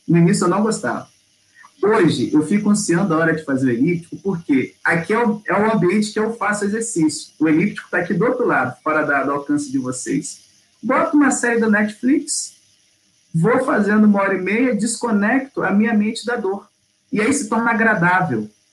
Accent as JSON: {"language": "Portuguese", "region": "Rio de Janeiro", "country": "Brazil", "moved": "as an adult", "lives_now": "Belo Horizonte, Brazil", "said": "eu sou do Rio de Janeiro, fui pastor lá 13 anos, e tem dois que eu estou aqui em Belo Horizonte"}